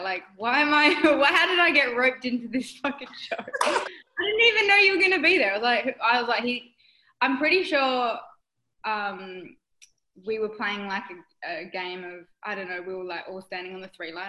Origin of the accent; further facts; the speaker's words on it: Perth, Western Australia, Australia; I'm from Perth, Western Australia, so it's the biggest state in the world.